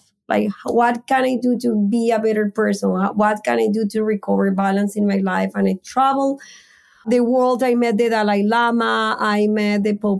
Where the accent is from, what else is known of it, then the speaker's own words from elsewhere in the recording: Colombia; moved away as an adult; I am from Colombia and I came when I was 23 years old.